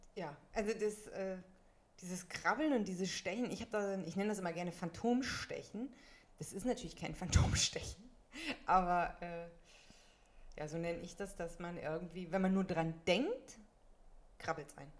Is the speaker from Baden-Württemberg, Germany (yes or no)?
no; Münsterland, North Rhine-Westphalia, Germany; now in Berlin, Germany; ich komme ja aus dem schönen Münsterland, aus Westfalen